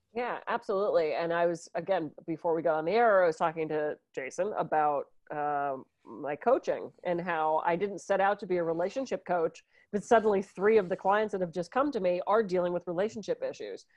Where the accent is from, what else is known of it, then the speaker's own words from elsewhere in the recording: Pittsburgh, Pennsylvania, United States; When I was growing up in Pittsburgh, we used to go to the mall